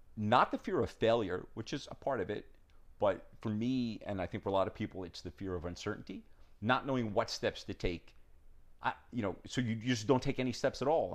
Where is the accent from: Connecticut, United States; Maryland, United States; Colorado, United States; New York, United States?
New York, United States; also born or lived in Southern California; I'm from New York